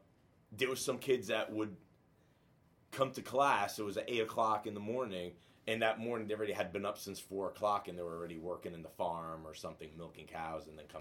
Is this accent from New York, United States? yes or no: yes; Brooklyn, New York, United States; born there; also born or lived in Italy; Believe it or not, when I moved to the United States, even though I was born in Brooklyn, I had to learn how to read and write in English.